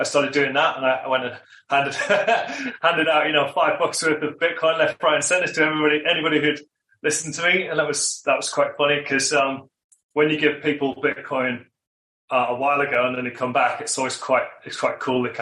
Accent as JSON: {"language": "English", "country": "United Kingdom", "also_born_or_lived": "Australia", "moved": "as an adult", "lives_now": "Queenstown, New Zealand", "said": "I'm originally from the UK"}